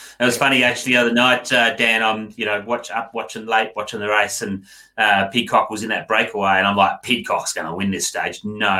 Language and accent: English; Tasmania, Australia; obviously I'm from Tassie